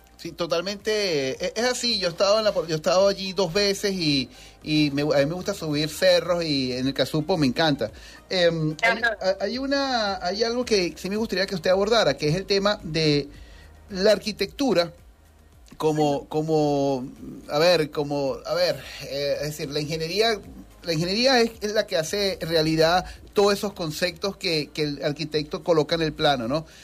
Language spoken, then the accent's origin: Spanish; Venezuela; como venezolanos